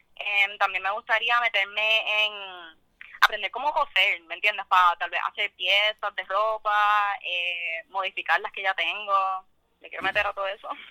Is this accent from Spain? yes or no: no; Guaynabo, Puerto Rico; also born or lived in Mexico; de Guaynabo. Yo técnicamente no nací en Puerto Rico, me criaron allá toda mi vida